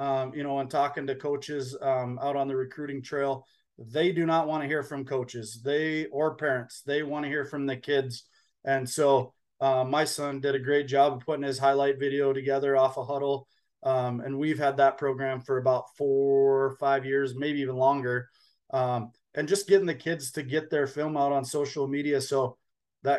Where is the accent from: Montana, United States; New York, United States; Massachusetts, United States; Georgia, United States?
Montana, United States; Scobey; also born or lived in Bridger, Montana; now in Billings, United States; I grew up in Scobie and played eight man football